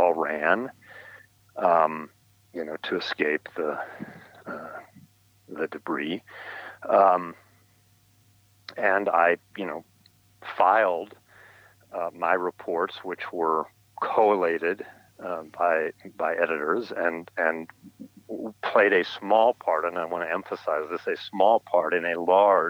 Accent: California, United States; now in New York, United States; I grew up in California

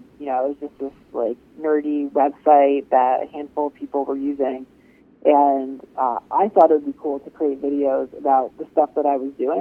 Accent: Rhode Island, United States; I grew up in New England, in Rhode Island, actually

